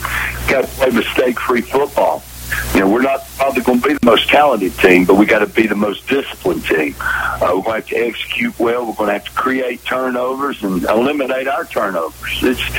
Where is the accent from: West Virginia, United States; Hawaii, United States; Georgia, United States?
Georgia, United States; Statesboro; Well, Carl, I grew up in Statesboro, Georgia.